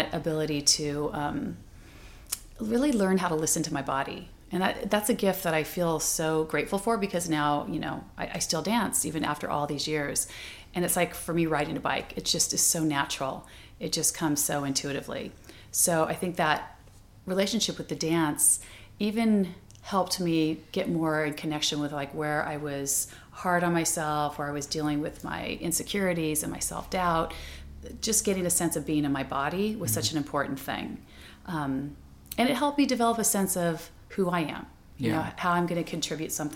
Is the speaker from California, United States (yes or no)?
yes; Orange County, California, United States; when I grew up in Orange County, which is not that far from here, and it was very Caucasian, it was the 60s, mid-60s